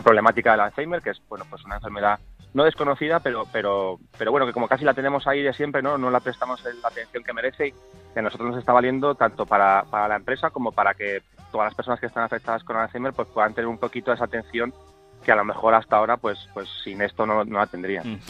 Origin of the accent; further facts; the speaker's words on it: Spain; porque soy español